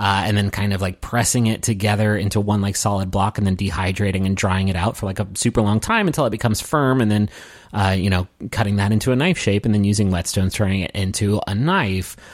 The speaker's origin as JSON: {"language": "English", "region": "Appalachia", "country": "United States", "said": "I'm from Appalachia"}